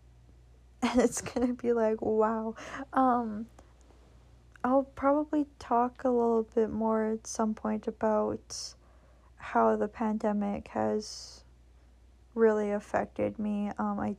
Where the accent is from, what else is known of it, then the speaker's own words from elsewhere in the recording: Canada; I'm from Canada